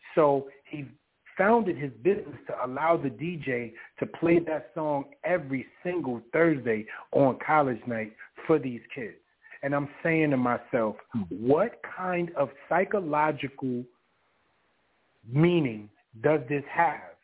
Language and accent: English; New York City, New York, United States; growing up in Harlem in the South Bronx